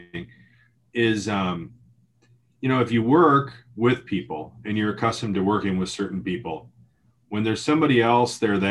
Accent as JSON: {"language": "English", "country": "United States", "said": "as an American, I grew up watching American football"}